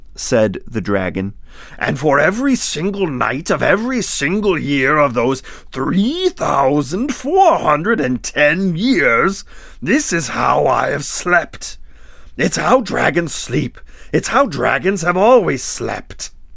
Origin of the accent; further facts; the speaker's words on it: northern Lower Peninsula, Michigan, United States; I'm from Michigan, too. Yay! I'm from the, uh, the northern lower peninsula